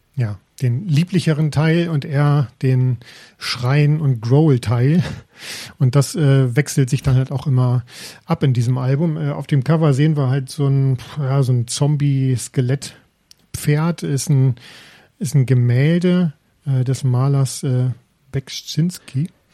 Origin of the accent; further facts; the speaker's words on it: near Detmold, North Rhine-Westphalia, Germany; Ich bin aus der Nähe von Detmold